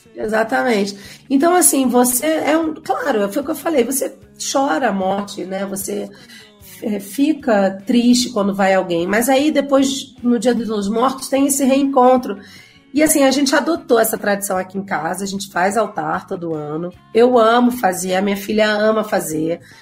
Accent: Rio de Janeiro, Brazil; moved away as an adult; also born or lived in Mexico; now in Mexico City, Mexico; sou carioca, pego o metrô todo dia

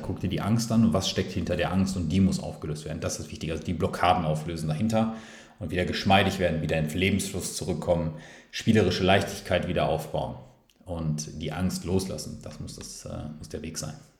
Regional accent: Ruhrpott, North Rhine-Westphalia, Germany; wir sagen auch hier im Ruppert, wo ich, also hier im Ruppert, äh, auch wenn ich da jetzt aktuell nicht bin, aber wo ich herkomme, dann sage ich immer hier im Ruppert

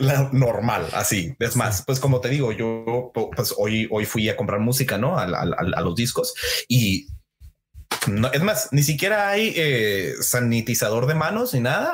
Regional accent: San Luis Río Colorado, Sonora, Mexico; San Luis Río Colorado, mi tierra natal, que me vio crecer y nacer

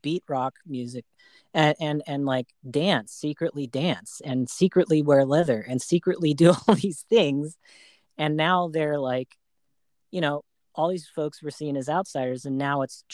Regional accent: Arizona, United States; now in Bay Area, United States; I grew up in Arizona

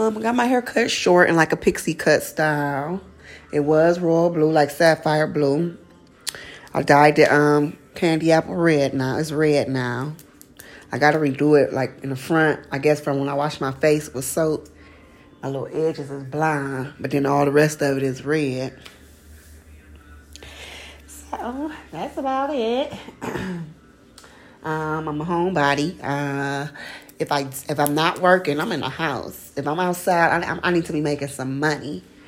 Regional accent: Detroit, Michigan, United States; now in Atlanta, United States; I'm from Detroit, Michigan. I reside in Atlanta, Georgia.

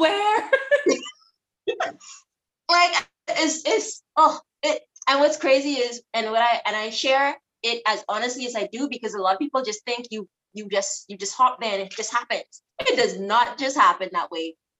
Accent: Abaco, Bahamas; also born or lived in Nassau; I'm from Abaco, but I have a Nassau mom

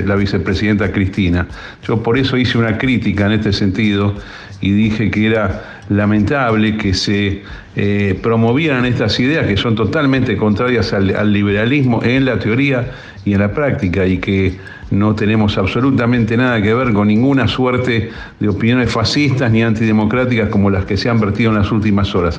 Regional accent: Argentina; Soy un liberal argentino

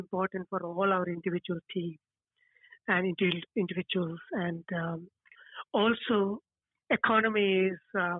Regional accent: India; also born or lived in Stoke Newington, London; now in London, United Kingdom; I come from India

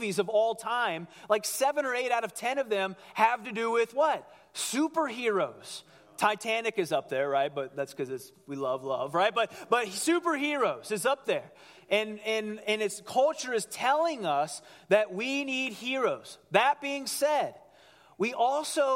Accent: Cincinnati, Ohio, United States; I grew up in Cincinnati

